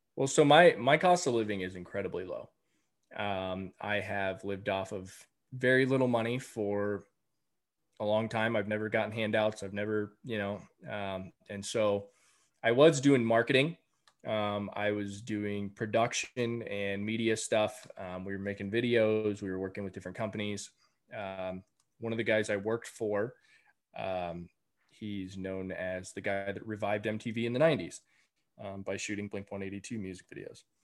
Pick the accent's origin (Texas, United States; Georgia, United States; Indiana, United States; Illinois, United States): Texas, United States; between San Antonio and Austin; moved away as an adult; I just moved back to Texas in March. Um, I grew up here. I moved back to my hometown